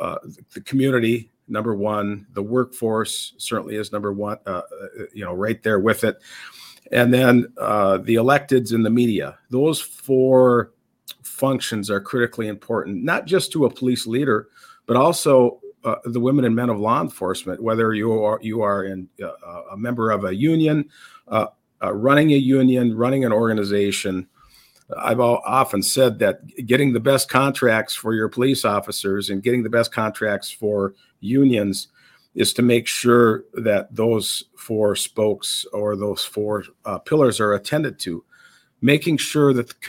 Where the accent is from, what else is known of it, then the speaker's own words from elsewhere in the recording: Minnesota, United States; I am from Minnesota, born and raised, and spent my entire life as a resident of this state in different corners of the state.